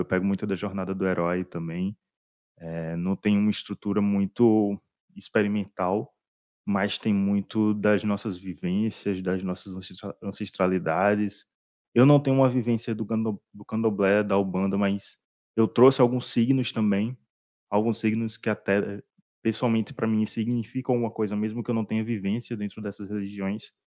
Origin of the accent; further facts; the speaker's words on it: Northeast Region, Brazil; eu sou do Nordeste